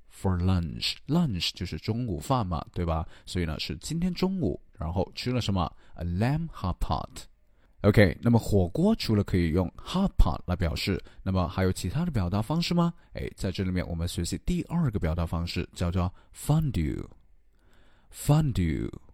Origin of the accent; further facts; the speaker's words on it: China; 我们中国人